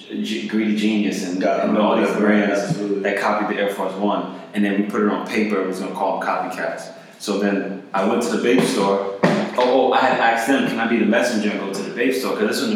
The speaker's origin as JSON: {"language": "English", "town": "East Orange", "region": "New Jersey", "country": "United States", "tie": "born or raised there", "said": "long story short, I was born in East Orange, New Jersey in 1985 during the crack epidemic"}